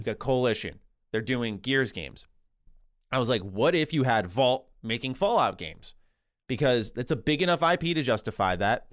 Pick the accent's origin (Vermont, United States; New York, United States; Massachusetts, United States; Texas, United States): New York, United States; Born and raised in New York, I'm a Rangers guy